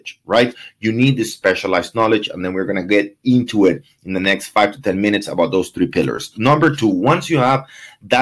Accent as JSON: {"language": "English", "country": "Venezuela", "moved": "yes", "said": "I'm from Venezuela"}